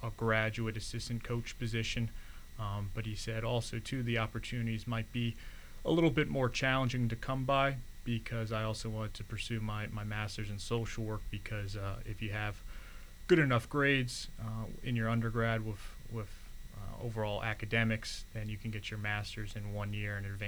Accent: Allentown, Pennsylvania, United States; moved away as an adult; I was originally born and raised in Allentown, Pennsylvania

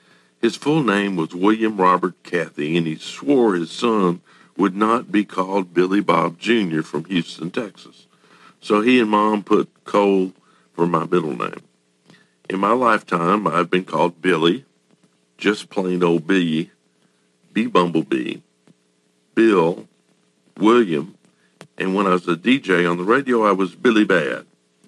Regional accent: Japan; born there; …, because I was born in Japan

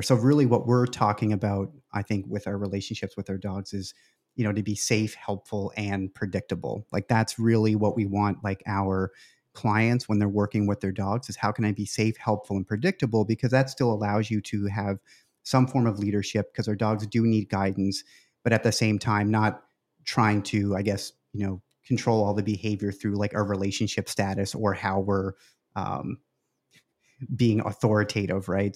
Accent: Canada; moved away; I'm originally from Canada

